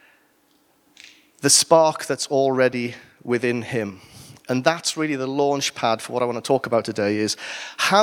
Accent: Wales, United Kingdom; I'm Welsh

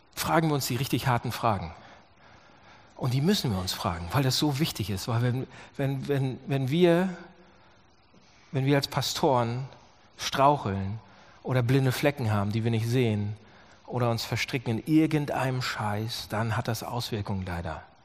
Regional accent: Germany

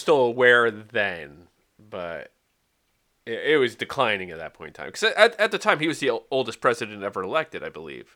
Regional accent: Wales, United Kingdom; I'm Welsh, not English

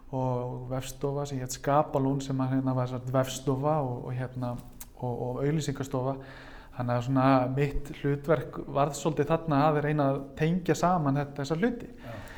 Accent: Reykjavík, Capital Region, Iceland; ég er úr Vesturbænum og hérna og, og mentanvegurinn var hérna Grandaskóli, Hagaskóli

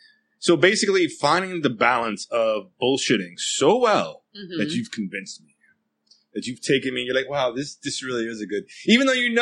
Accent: California, United States; Are you American? Yes, I'm Californian.

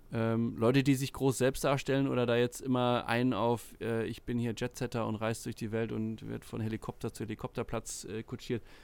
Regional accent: Sylt, Schleswig-Holstein, Germany; ich bin auf der Insel aufgewachsen, auf Sylt

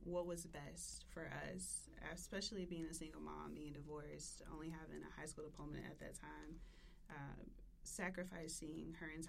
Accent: Memphis, Tennessee, United States; moved away as an adult; I'm from Cordova by ways of Westwood. So I started off in Westwood.

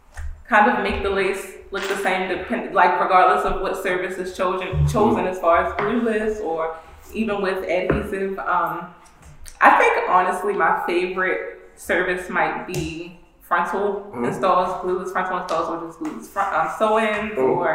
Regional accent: Nigeria; I'm Nigerian, so that's not really how it's pronounced.

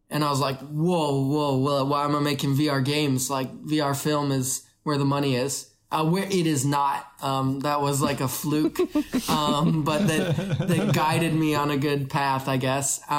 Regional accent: Canada; moved away as an adult; also born or lived in Kenya / Vancouver, Canada; now in China; I was born in Kenya, grew up in Canada.

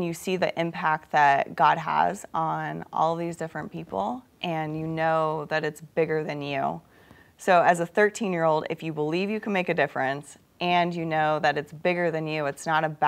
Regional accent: Midwest, United States; also born or lived in Africa; I grew up in the Midwest on a farm

